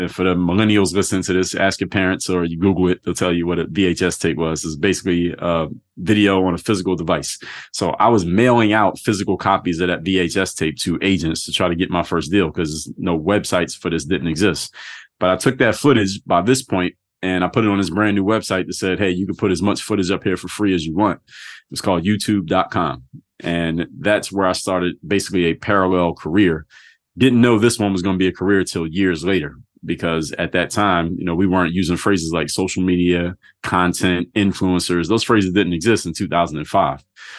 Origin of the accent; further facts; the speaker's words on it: Philadelphia, Pennsylvania, United States; now in South Florida, United States; So I come from Philadelphia. I just told you that. I now live in South Florida